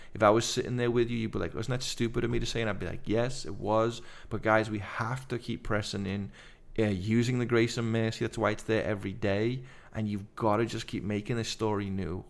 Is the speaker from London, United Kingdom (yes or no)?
no; Liverpool, North West England, United Kingdom; now in United States; I'm Liver-, from Liverpool